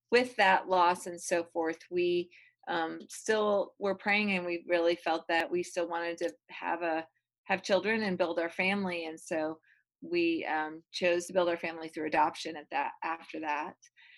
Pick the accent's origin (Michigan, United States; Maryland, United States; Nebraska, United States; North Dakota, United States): Michigan, United States; now in Georgia, United States; So, I am originally from the Midwest, from Michigan, and pretty much have lived all over the United States.